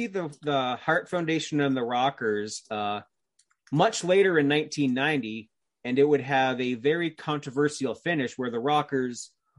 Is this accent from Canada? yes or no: yes; Canada; because I'm of course, being Canadian, like, Owen Hart is my number one favorite wrestler of all time